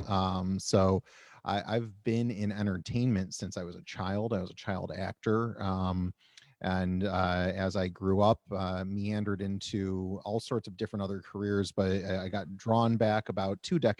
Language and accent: English; Rochester, New York, United States; moved away as an adult; now in Orlando, United States; I'm born and raised in Rochester, New York